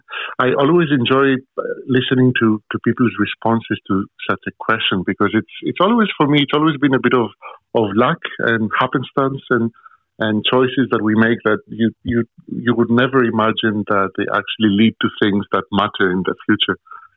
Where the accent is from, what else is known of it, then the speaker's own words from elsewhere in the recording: near Thessaloniki, Central Macedonia, Greece; moved away as an adult; also born or lived in New Haven, United States; now in Glasgow, United Kingdom; So I was born and raised in Greece, northern Greece, very near Salonika, which is the major Ottoman era port city, right at the crossroads of cultures and commerce